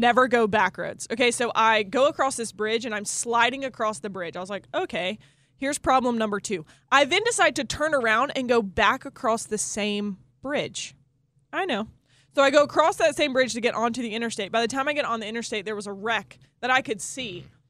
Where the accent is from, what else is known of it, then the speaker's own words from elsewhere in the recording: the Carolinas, United States; also born or lived in Indianapolis; I grew up in the Carolinas